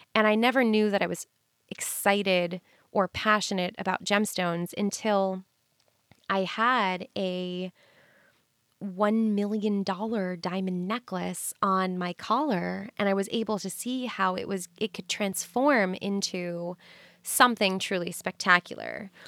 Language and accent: English; New York City, New York, United States; I'm from New York City and I am inundated with people all day